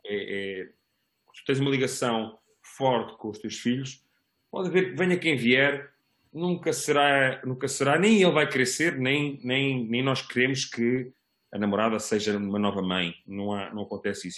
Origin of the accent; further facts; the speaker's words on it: Almada, Setúbal, Portugal; also born or lived in Lisbon; os meus melhores amigos são, são da, da cidade que eu que eu vivi durante alguns anos